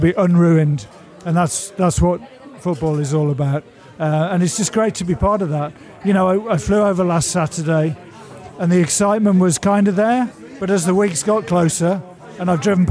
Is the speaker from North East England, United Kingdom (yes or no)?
no; Wolverhampton, West Midlands, United Kingdom; moved away as an adult; now in Calgary, Canada; born and raised in Wolverhampton, lived here for 40 years, been in Calgary for the last 18 years.